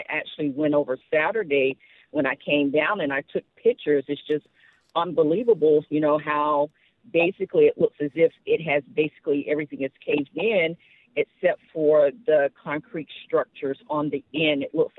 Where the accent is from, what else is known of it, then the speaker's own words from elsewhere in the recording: Atlanta, Georgia, United States; moved away as an adult; also born or lived in Anaheim; now in Irvine, United States; I'm from Atlanta, and I moved here in the early 2000s, and I was living in Anaheim for 2 years. Then I moved to Irvine, and this was back in 2009.